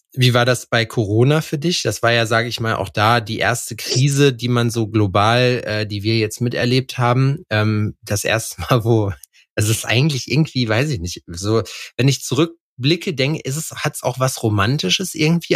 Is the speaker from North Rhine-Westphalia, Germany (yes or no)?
yes; Lüdenscheid, North Rhine-Westphalia, Germany; now in Jena, Germany; Lüdenscheid. Das ist äh, der Ort mehr oder weniger, wo ich herkomme.